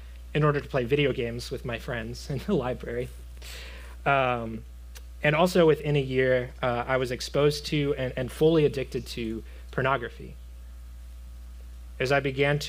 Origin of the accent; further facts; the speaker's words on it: Florida, United States; I come from Florida. I grew up in Florida